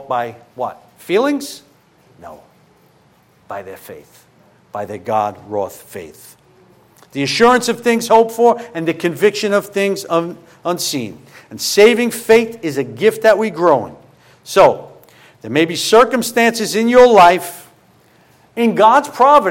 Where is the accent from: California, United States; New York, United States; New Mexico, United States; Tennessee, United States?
New York, United States; New York City; moved away; I'm originally from Brooklyn